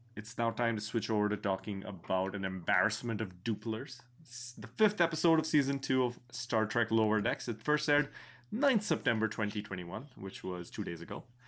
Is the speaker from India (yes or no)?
yes; India; I am an Indian person, born in India